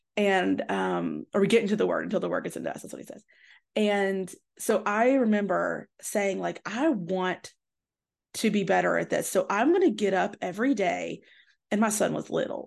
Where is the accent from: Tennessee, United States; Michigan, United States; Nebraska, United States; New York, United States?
Tennessee, United States; I grew up in the South and in Tennessee